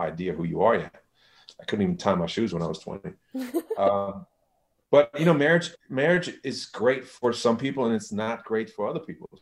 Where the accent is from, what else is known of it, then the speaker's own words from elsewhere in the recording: Germany; moved away; I'm from Germany